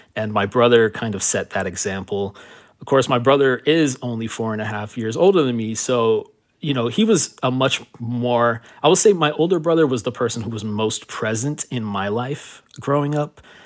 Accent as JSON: {"language": "English", "town": "Miami", "region": "Florida", "country": "United States", "tie": "born or raised there", "also_born_or_lived": "Miramar, Florida", "said": "coming from Miami, growing up in Miami"}